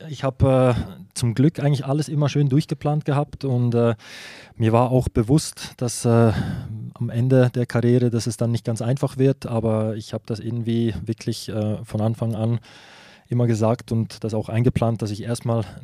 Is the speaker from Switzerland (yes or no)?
yes; Switzerland; Ja, aber ich bin auch Schweizer. Ich bin in der Schweiz aufgewachsen. Ich habe den Schweizer Pass